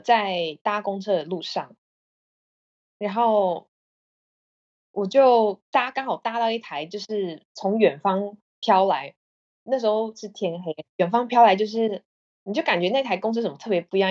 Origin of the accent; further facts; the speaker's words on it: Taiwan; moved away as an adult; also born or lived in Australia / Vietnam; now in Czech Republic; 我是台湾来的